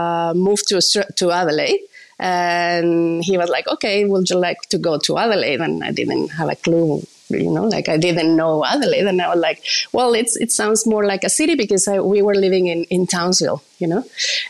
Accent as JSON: {"language": "English", "region": "Mexico City", "country": "Mexico", "said": "Well, I'm from Mexico City. So Mexico City is full of like amazing tacos everywhere"}